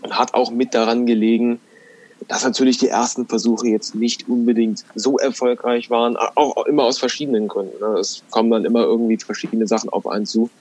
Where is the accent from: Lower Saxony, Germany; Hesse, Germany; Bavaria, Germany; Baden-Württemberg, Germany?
Lower Saxony, Germany; Göttingen; bei uns in Göttingen, wo wir herkommen